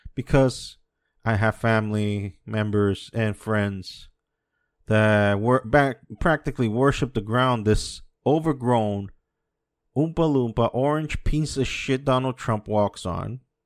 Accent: United States; now in Dominican Republic; I was born and raised in the States.

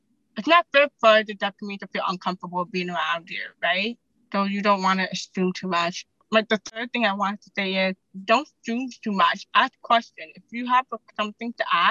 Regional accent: Jamaica; I'm from the island. I'm Jamaican

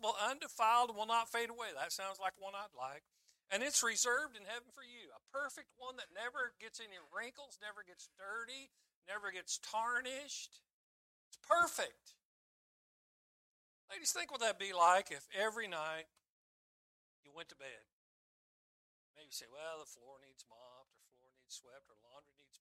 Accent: Wellington, Kansas, United States; also born or lived in Winfield, Kansas; I was born in Wellington, Kansas

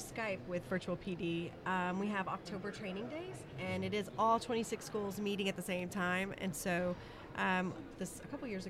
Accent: Texas, United States; because we are from Texas, so we don't know everyone here.

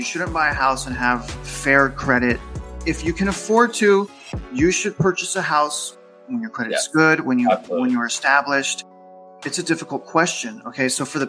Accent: California, United States; now in Kingwood, United States; I'm from SoCal. SoCal, right, it's like $800,000.

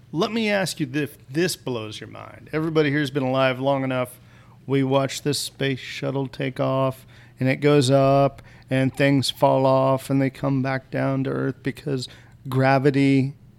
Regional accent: Kansas, United States; I'm from Kansas.

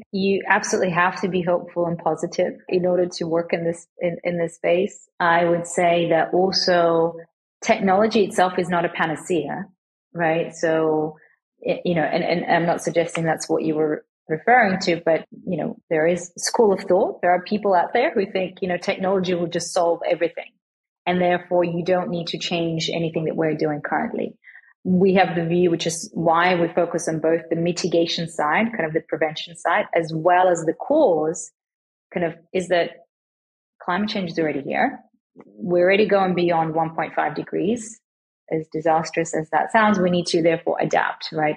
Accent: Australia; moved away as an adult; also born or lived in Switzerland; As an Australian girl, sort of growing up in Australia

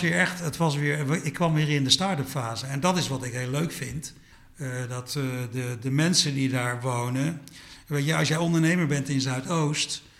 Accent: Suriname; now in Netherlands; Ik ben in Suriname geboren

